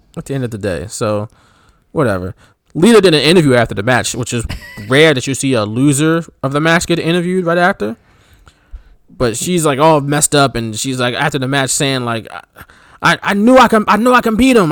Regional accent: Philadelphia, Pennsylvania, United States; we're from Philly

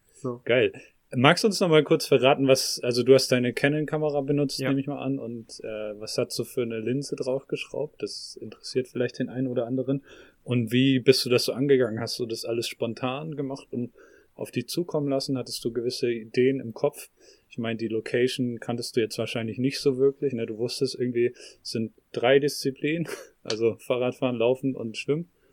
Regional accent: Northern Germany, Germany; moved away; ich bin in Norddeutschland aufgewachsen, aber lebe jetzt seit längerer Zeit im Süden

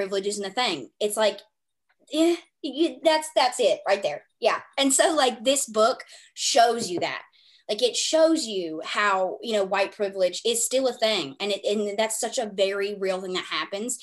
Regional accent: the South, United States; I was raised in the South

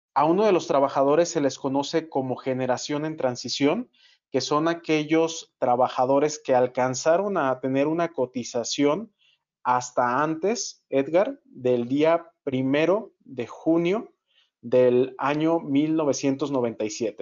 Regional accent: Guadalajara, Jalisco, Mexico; Yo que soy de Guadalajara

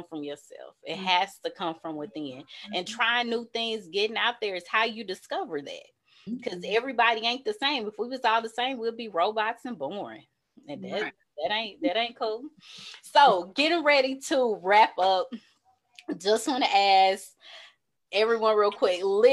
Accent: the South, United States; growing up in the South

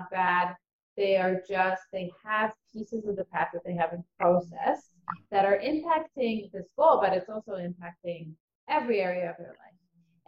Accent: Ukraine; born there; moved away; also born or lived in Israel; So I was born in Ukraine, and my family was always really into just finding the best life for themselves. And so they decided to move from Ukraine to Israel as soon as communism allowed it.

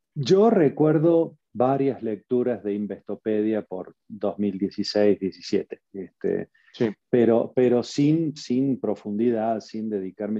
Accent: Argentina; moved away as an adult; now in Mexico; nací en Argentina, por eso tengo este acento raro. Llevo 19 años eh, que cumplí el 16 de marzo. Hace un par de días cumplí 19 años en México

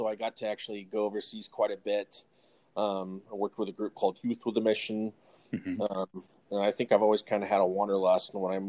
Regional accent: Northern California, United States; moved away; I grew up in Northern California, completely used to what was cold, but not anywhere near the cold east of the Rockies cold.

